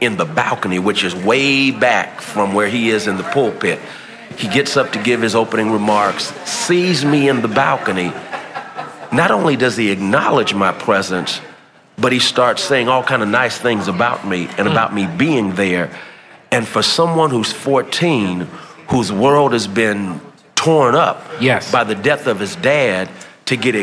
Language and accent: English; San Francisco, California, United States; I grew up in San Francisco